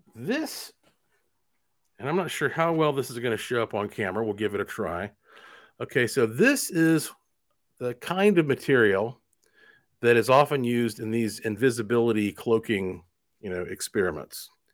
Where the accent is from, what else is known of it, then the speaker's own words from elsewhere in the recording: Asheville, North Carolina, United States; moved away as an adult; also born or lived in Puerto Rico; now in Las Vegas, United States; I was born and raised in Asheville, North Carolina